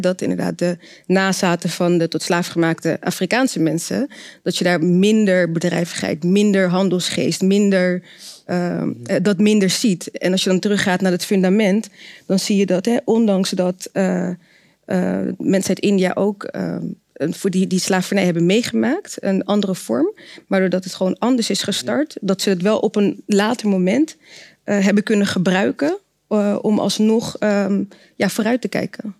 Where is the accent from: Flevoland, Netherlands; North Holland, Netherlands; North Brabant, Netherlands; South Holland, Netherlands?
South Holland, Netherlands; Rotterdam; ik ben eh, zelf ook geboren en getogen in Rotterdam